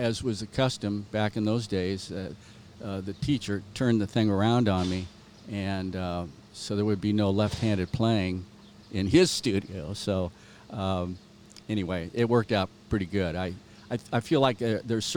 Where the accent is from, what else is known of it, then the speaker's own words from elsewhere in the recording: Southern California, United States; moved away as an adult; also born or lived in Spokane, Washington; I was born and raised in Southern California